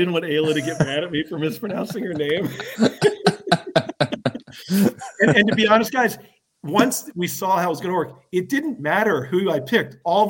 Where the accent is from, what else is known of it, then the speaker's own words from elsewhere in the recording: Philadelphia, Pennsylvania, United States; I'm from Philadelphia.